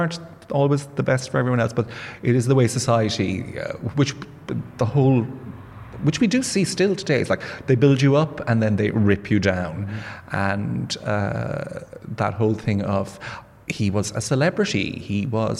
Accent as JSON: {"language": "English", "town": "Limerick", "region": "Munster", "country": "Ireland", "tie": "born or raised there", "said": "I'm from Limerick, and I went to drama classes"}